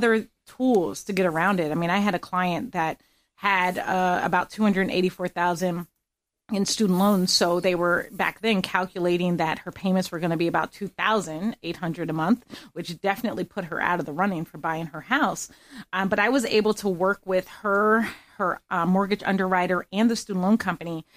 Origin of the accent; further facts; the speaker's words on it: Pennsylvania, United States; moved away as an adult; also born or lived in Gettysburg / Boston; now in Florida, United States; I grew up in Pennsylvania as a whole